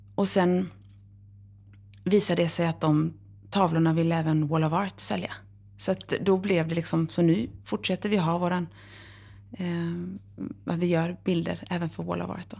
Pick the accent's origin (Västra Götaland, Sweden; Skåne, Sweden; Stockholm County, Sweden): Västra Götaland, Sweden; Horred; moved away; also born or lived in Varberg / Uppsala; Jag är uppvuxen i Horred